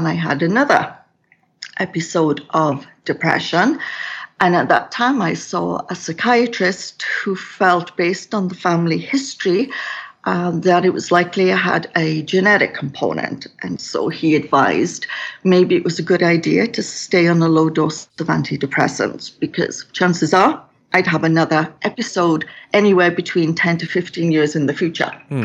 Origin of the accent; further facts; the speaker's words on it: Wales, United Kingdom; now in Kelowna, Canada; So I was born in Wales in the United Kingdom.